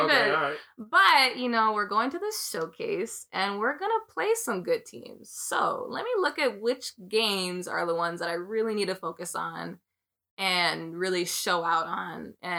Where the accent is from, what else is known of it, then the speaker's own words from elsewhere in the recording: Jamaica; I guess I'm a good player, and I'm Jamaican, yeah.